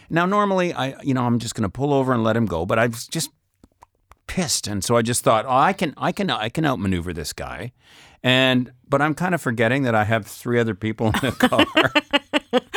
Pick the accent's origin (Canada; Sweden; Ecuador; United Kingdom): Canada; Saskatchewan; now in France; I'm from Saskatchewan